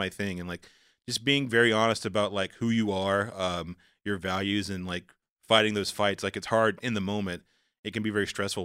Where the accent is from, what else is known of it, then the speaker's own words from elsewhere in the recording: the South, United States; I'm a black guy, I'm from the South